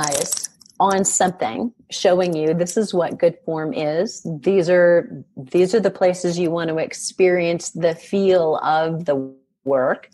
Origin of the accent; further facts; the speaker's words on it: Iowa, United States; moved away; I'm originally from Iowa